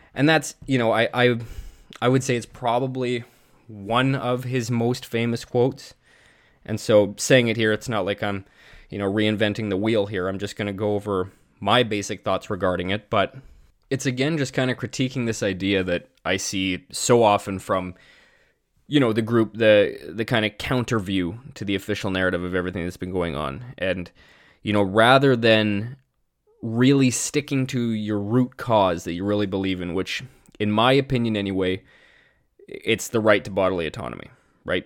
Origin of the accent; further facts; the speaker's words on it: Canada; as a Canadian citizen